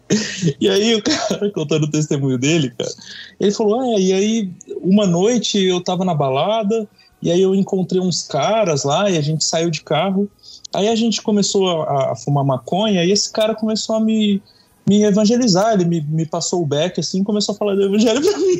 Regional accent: São Paulo, Brazil; eu sou paulista, mas meu pai é ah, de Juiz de Fora

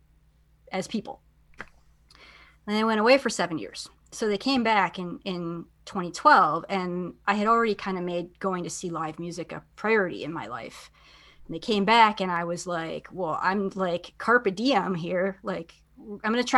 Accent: outside of the Milwaukee area, Wisconsin, United States; I grew up outside of the Milwaukee area

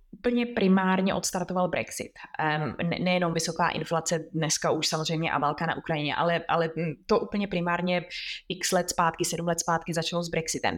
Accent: Czechia; moved away as an adult; now in London, United Kingdom; jsme jako Češi

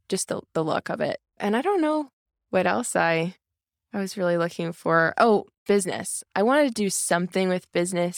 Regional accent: Grove City, Pennsylvania, United States; I'm from Grove City.

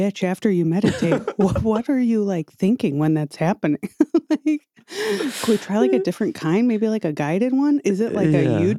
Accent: Midwest, United States; I'm from the Midwest too.

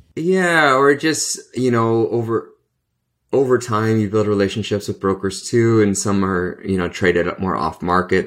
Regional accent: Canada; I'm a Canadian

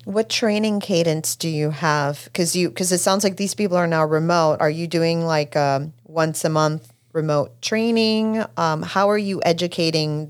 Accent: Puerto Rico; moved away; I grew up in Puerto Rico

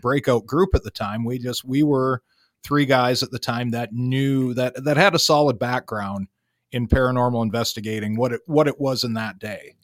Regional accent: Sault Ste. Marie, Michigan, United States; I am also from Sault Ste. Marie, Michigan

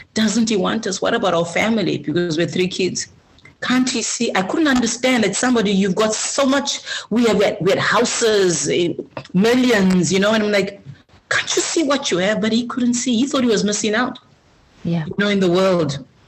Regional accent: Zimbabwe; now in Australia; I come from Zimbabwe, uh, a country with amazing culture.

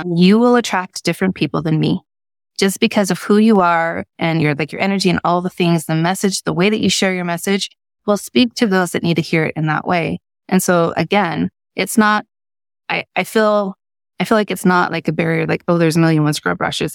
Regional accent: Salt Lake Valley, Utah, United States; I grew up in Utah in Salt Lake Valley

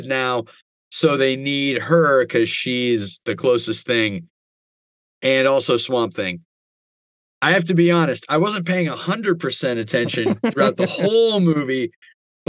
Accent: United States; I'm American

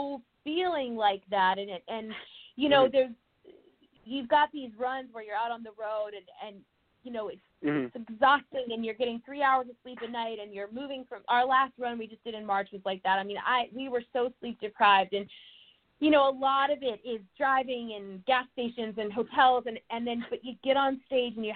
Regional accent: a small town north of Atlanta, Georgia, United States; also born or lived in Texas; I grew up in Georgia in a little small town north of Atlanta

